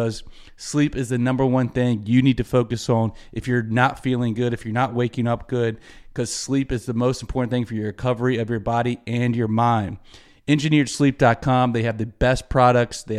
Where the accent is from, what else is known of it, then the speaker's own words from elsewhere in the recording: Greenville, South Carolina, United States; Greenville, South Carolina, my hometown.